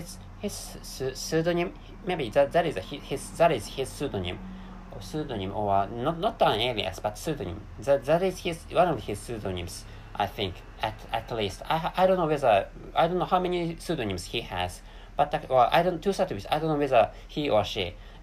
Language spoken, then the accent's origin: English; Japan; English is a second language; I live in an East Asian country, and the name of that country is Japan